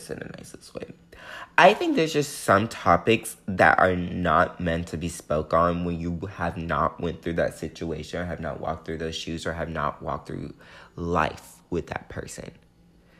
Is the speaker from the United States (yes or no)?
yes; the South, United States; growing up in the South